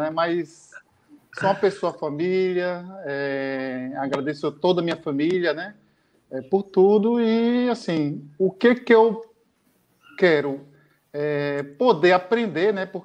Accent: Ilhéus, Bahia, Brazil; born there; É, moro em Ilhéus, nasci aqui em Ilhéus, né? para quem não conhece Ilhéus, Ilhéus, sul da Bahia.

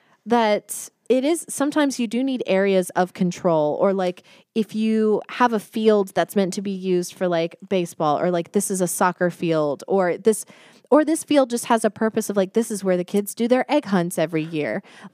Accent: Texas, United States; moved away; So I'm from Texas.

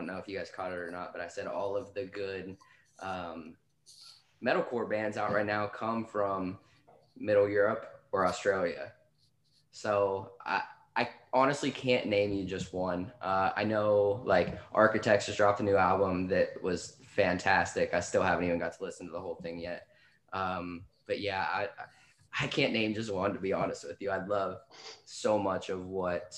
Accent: Cleveland, Ohio, United States; I'm from Cleveland, Ohio

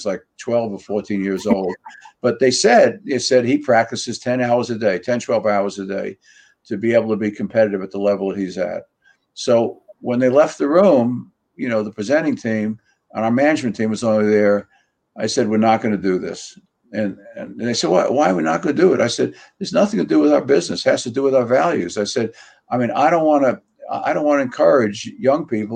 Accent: New York City, New York, United States; the way you and I were raised in Queens, the environment we were raised in, we were nurtured in a community, both in an apartment

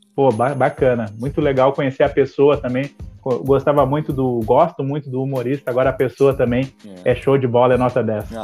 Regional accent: Porto Alegre, Rio Grande do Sul, Brazil; que é bem parecido com o Partenon, onde eu nasci lá

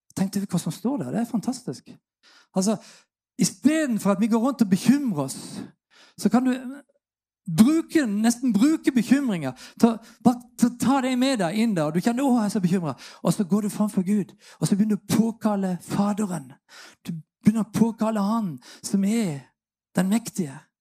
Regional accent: Sørlandet, Norway; Jeg kommer som sørlending

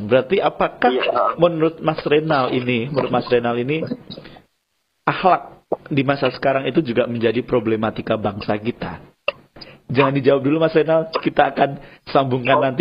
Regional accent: Java, Indonesia; ada peribahasa Jawa karena kita orang Jawa itu kan ajining diri dari ono eng lati

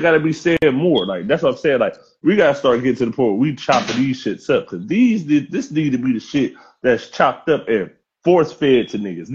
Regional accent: Cleveland, Ohio, United States; I'm from the Clare

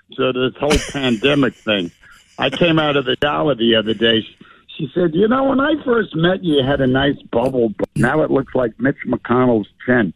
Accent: New York, United States; growing up in New York

